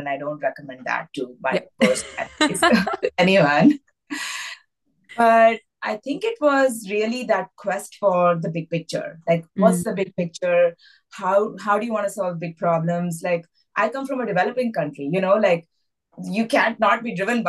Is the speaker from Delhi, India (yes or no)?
yes; Delhi, India; moved away as an adult; now in United States; I grew up in Delhi and I was a very academic child